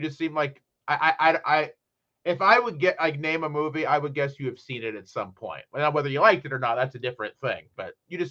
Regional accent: Midwest, United States; I'm from the Midwest

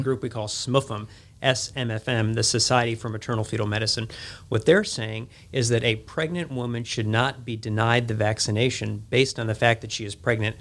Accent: Chicago, Illinois, United States; moved away as an adult; now in Jackson, United States; I was born and raised in Chicago

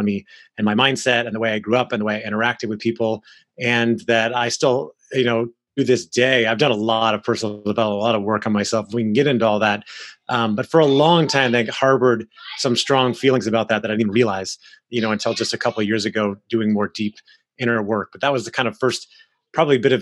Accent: Orlando, Florida, United States; I grew up in Orlando, Florida, where I am now

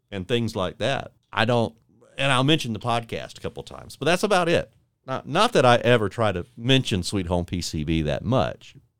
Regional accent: Warner Robins, Georgia, United States; now in Panama City Beach, United States; I born and raised in Warner Robins, Georgia, so right outside Robbins Air Force Base

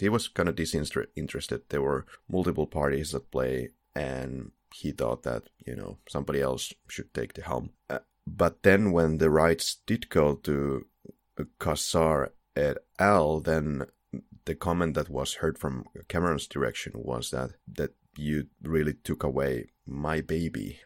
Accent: Finland; English is a second language; we're both from Finland, so yeah, we have an accent

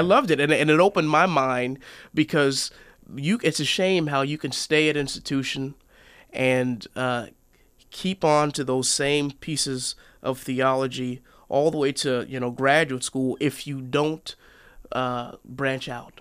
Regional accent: Seattle, Washington, United States; moved away as an adult; also born or lived in Oregon; I was born and raised in Seattle, Washington

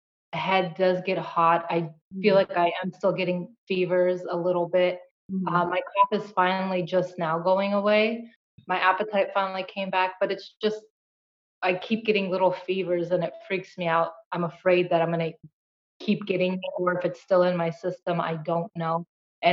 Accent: San Diego, California, United States; moved away as an adult; now in New York, United States; I moved here from San Diego. I'm originally from San Diego, moved here more than 10 years ago now

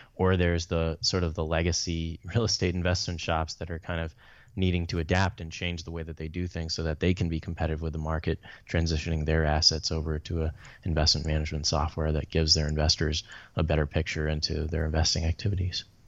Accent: Atlanta, Georgia, United States; also born or lived in Chicago; I'm from the Atlanta area. I was born in Chicago, but moved there when I was young

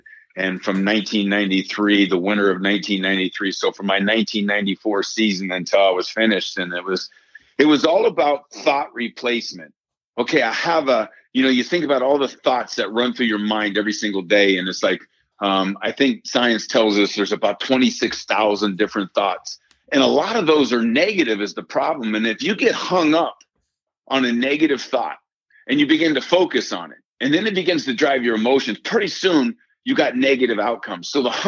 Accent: New York, United States; this is after growing up in Yankee Stadium and hanging out with my father and every day as he was a New York Yankee

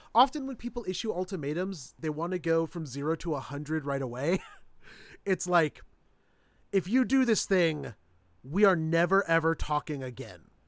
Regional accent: Midwest, United States; growing up in the Midwest

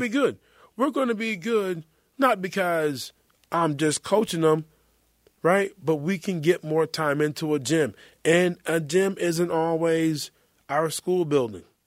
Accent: North Carolina, United States; I'm from North Carolina.

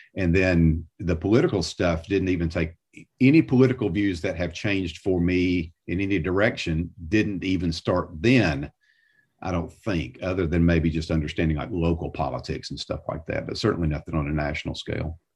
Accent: south of Atlanta, Georgia, United States; moved away as an adult; now in Nashville, United States; I grew up south of Atlanta

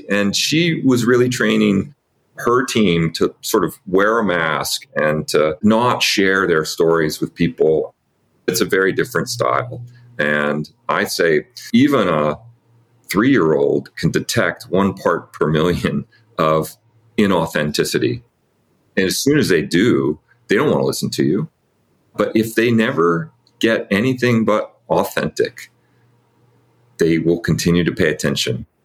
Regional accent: California, United States; I grew up here in California, really in an itinerant family, basically. I was raised by a couple of different stepdads, and both of them had this wanderlust of not wanting to be anywhere very long

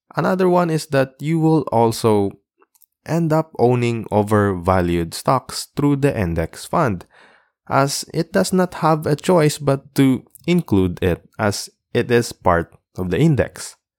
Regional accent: Philippines; being a Filipino seafarer, it's easier now in our country to open your own brokerage account

